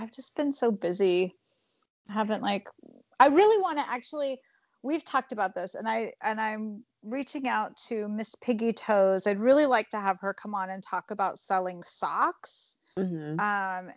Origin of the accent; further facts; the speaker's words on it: Bay Area, California, United States; I was raised in like this liberal, Bay Area beach town